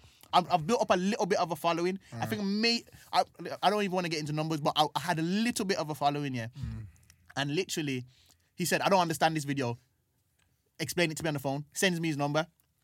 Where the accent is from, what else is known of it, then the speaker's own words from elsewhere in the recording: Birmingham, West Midlands, United Kingdom; moved away as an adult; now in London, United Kingdom; So I'm growing up in Brom trying to achieve these things, doing comedy and stuff like that, always having this dream. And then I've hit a ceiling in Brom, come to London